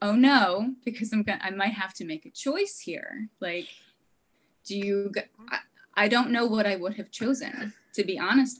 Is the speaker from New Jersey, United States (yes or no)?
yes; New Jersey, United States; moved away; also born or lived in California; And I'm from New Jersey